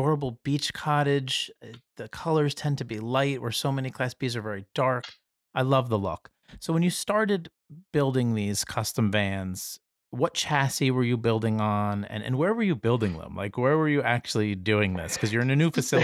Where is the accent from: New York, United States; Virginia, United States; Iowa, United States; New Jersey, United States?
New Jersey, United States; Jersey Shore; I'm from the Jersey Shore